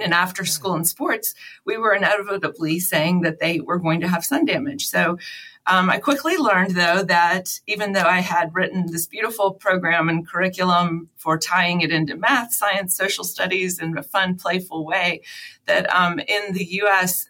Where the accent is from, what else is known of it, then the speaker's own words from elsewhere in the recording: Baton Rouge, Louisiana, United States; moved away as an adult; also born or lived in Dallas, Texas; I'm from Baton Rouge, Louisiana. My parents both still live there. Um, after college, I moved to Dallas.